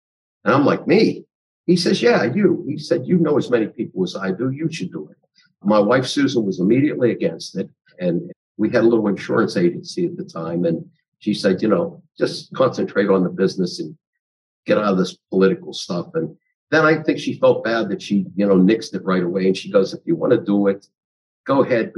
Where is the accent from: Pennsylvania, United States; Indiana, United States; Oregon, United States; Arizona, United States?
Pennsylvania, United States; Swissvale; I grew up in Swissville.